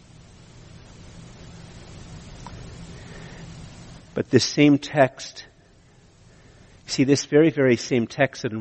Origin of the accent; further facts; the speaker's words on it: Canada; I'm Canadian